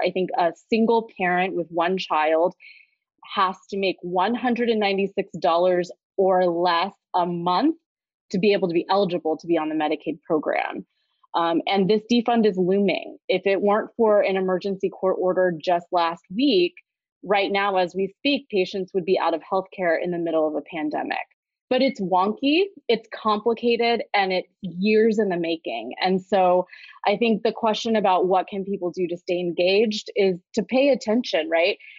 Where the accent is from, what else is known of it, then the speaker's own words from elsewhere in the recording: Kansas City, Missouri, United States; I was born and raised in Kansas City, Missouri. It is where I still live today doing this work.